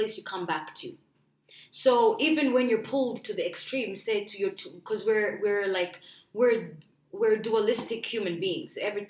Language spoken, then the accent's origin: English; Uganda; now in Canada; I said I'm from Africa.